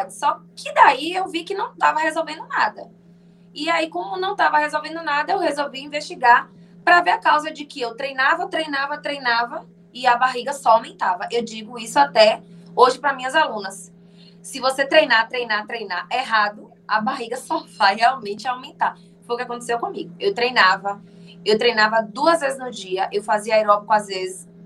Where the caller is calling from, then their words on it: Feira de Santana, Bahia, Brazil; eu falo de Feira de Santana, na Bahia.